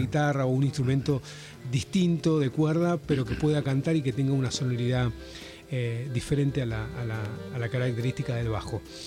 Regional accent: Tierra del Fuego, Argentina; somos de Tierra del Fuego, estamos acá en, en Buenos Aires

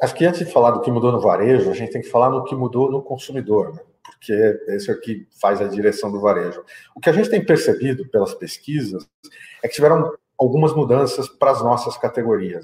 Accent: Mato Grosso do Sul, Brazil; moved away as an adult; also born or lived in England / Canada / China; eu sou natural do Mato Grosso do Sul, fiz a minha formação é, estudantil, acadêmica no Mato Grosso do Sul

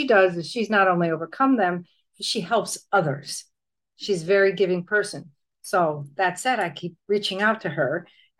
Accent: Connecticut, United States; now in Puerto Rico; I've been in Puerto Rico a long time, and I'm originally from Connecticut.

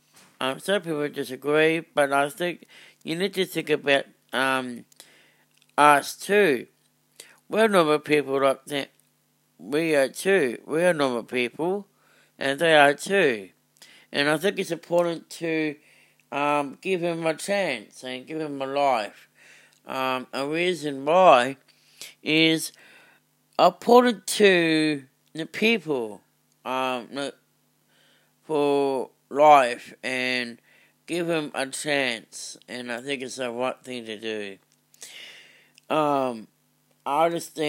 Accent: Australia

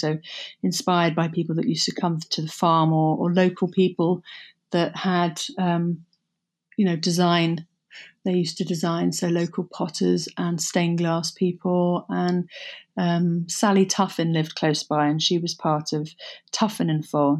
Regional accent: Somerset, South West England, United Kingdom; moved away as an adult; also born or lived in London; Growing up in Somerset was, um, bucolic.

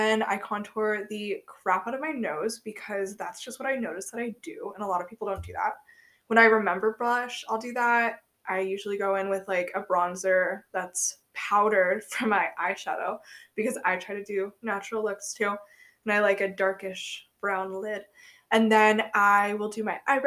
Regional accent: Akron, Ohio, United States; now in South Carolina, United States; I was born 10 hours away in Akron General Hospital

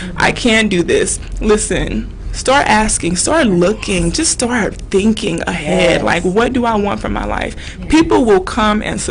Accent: Louisiana, United States; I'm from Louisiana

